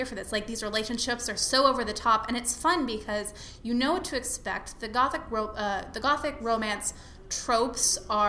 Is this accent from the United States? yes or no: yes; Dallas, Texas, United States; I grew up in Dallas.